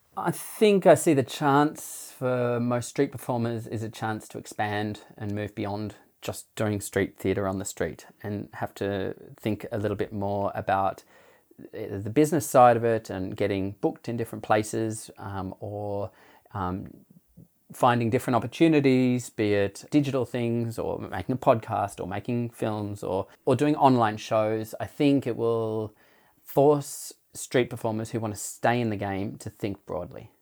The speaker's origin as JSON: {"language": "English", "area": "Blue Mountains near Sydney", "region": "New South Wales", "country": "Australia", "also_born_or_lived": "Darwin", "moved": "yes", "said": "I was from the Blue Mountains near Sydney"}